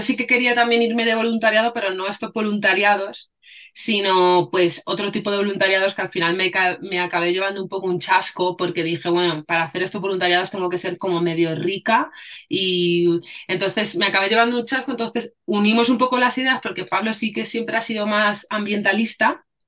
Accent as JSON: {"language": "Spanish", "country": "Spain", "said": "soy española y mi madre, o sea, mi padre es español y mi madre es africana."}